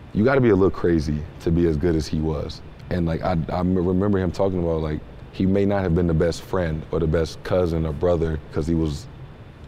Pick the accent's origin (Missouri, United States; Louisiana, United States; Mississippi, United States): Missouri, United States; St. Louis; I'm from St. Louis